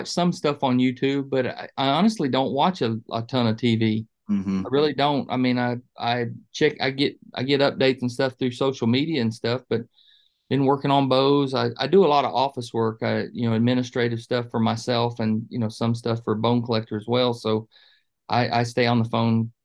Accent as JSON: {"language": "English", "region": "Georgia", "country": "United States", "tie": "born or raised there", "also_born_or_lived": "Dayton, Ohio", "said": "I didn't get to Georgia till I was about five, but my dad was a fireman for the city of Dayton. And he transferred down to Atlanta"}